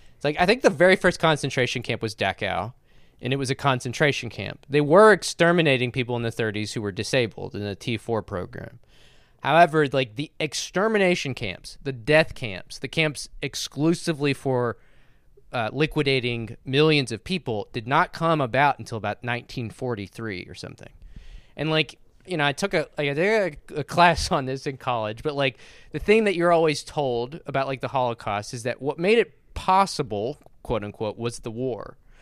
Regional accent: the American South, United States; I was born and raised in the American South my entire fucking life

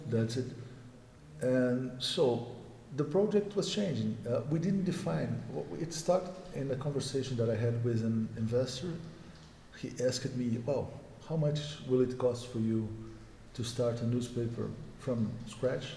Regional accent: Brasília, Federal District, Brazil; I was born in Brazil, the capital

